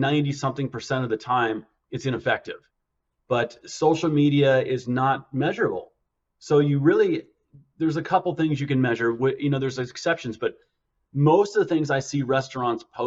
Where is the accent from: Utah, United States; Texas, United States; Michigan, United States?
Utah, United States; Park City; moved away; also born or lived in Scottsdale, Arizona; I grew up in Park City, Utah.